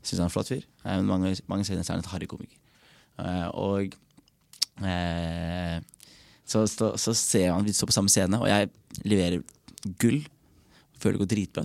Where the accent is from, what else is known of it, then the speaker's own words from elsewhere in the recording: Norway; jeg er født i Norge og føler meg norsk